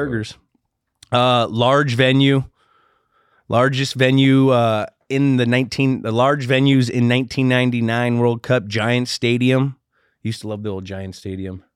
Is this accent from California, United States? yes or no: yes; Redwood City, California, United States; my hometown